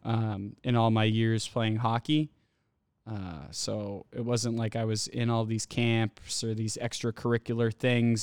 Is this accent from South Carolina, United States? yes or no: no; Andover, Massachusetts, United States; growing up in Andover